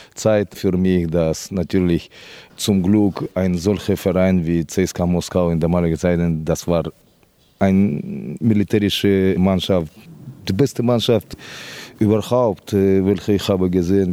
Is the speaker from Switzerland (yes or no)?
no; Kyrgyzstan; German is a second language; moved away as an adult; also born or lived in Moscow, Russia / Spain; mein Blut ist von Kirgisistan hundertprozentig